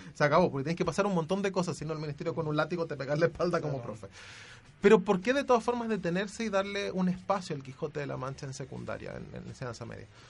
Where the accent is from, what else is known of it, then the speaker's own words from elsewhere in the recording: Chile; uno como chileno